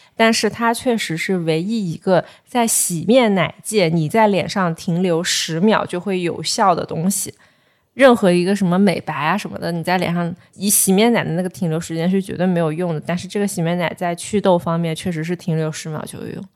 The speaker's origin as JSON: {"language": "Chinese", "town": "Ganzhou", "region": "Jiangxi", "country": "China", "said": "我是赣州人"}